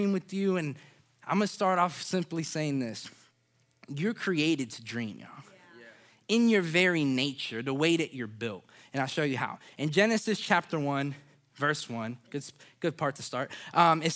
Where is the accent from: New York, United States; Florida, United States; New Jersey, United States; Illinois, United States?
Florida, United States; Orlando; I'm from Orlando, so Disney World, it's kind of in you